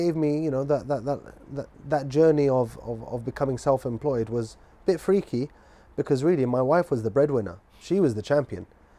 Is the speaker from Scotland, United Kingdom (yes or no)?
yes; Scotland, United Kingdom; born there; also born or lived in Manchester / Guildford / London; You know, I was born in Scotland, moved to Manchester, lived in Guildford, and then we ended up in London.